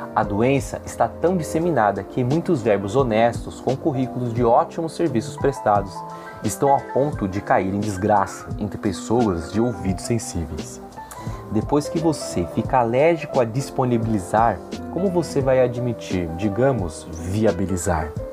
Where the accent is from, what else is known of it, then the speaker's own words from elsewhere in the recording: Brasilândia, São Paulo, Brazil; Nós, que somos de periferia, aqui da Brasilândia